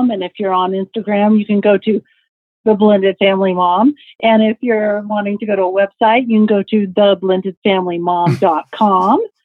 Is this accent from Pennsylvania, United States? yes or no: no; Texas, United States; Yeah, you can sing. I'm you from Texas. Texas.